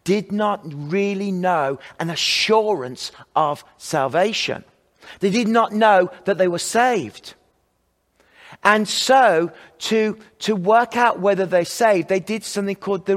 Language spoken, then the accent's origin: English; Kidderminster, West Midlands, United Kingdom; moved away; Richard Baxter from my hometown, Kidderminster, just 6 miles away from where I lived